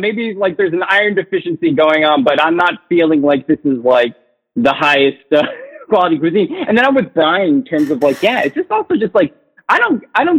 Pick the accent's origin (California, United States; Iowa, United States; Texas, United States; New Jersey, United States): New Jersey, United States; moved away as an adult; also born or lived in New York City; I'm from Jersey originally